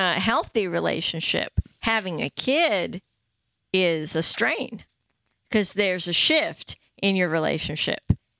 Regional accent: Lincoln, East Midlands, United Kingdom; moved away; I was born in the town of Lincoln in Lincolnshire.

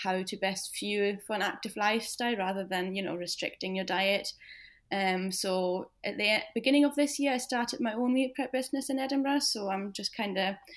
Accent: Germany; moved away as an adult; now in Scotland, United Kingdom; I'm 28 and I'm originally from Germany, but I've lived in Scotland for about 5 years now.

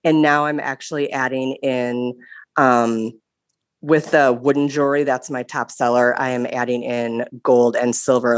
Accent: Wisconsin, United States; I am from Wisconsin

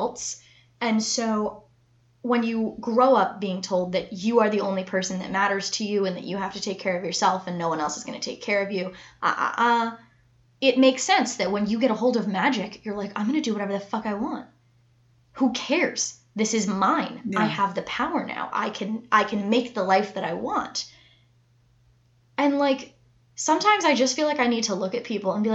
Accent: United States; we're American

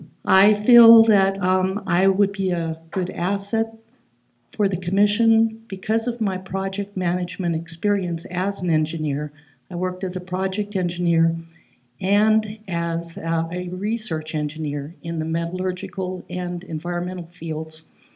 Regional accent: Great Falls, Montana, United States; I grew up here in Great Falls. I went to Sacagawea and then was bused down to Largent when Riverview was growing too fast, and then North and West Junior High. But I graduated from Great Falls High School.

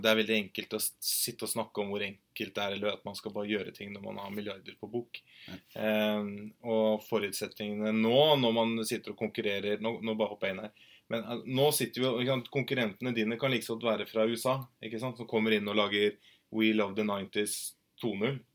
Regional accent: Moss, Østfold, Norway; jeg er fra Moss

